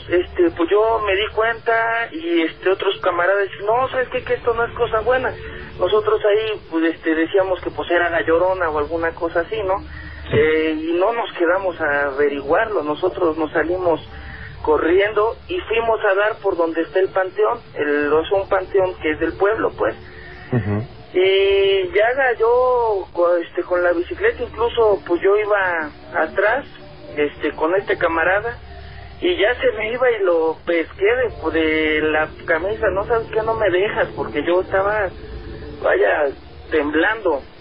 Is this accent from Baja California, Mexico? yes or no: no; Xalapa, Veracruz, Mexico; now in Mexico City, Mexico; yo soy de Veracruz, de Jalapa, Veracruz, este, del municipio del Castillo, a un ladito de, de, Jalapa, pues.